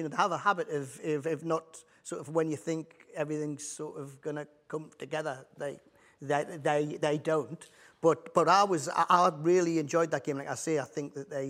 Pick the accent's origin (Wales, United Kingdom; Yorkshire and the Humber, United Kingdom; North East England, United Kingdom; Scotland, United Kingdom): North East England, United Kingdom; Newcastle upon Tyne; being a Geordie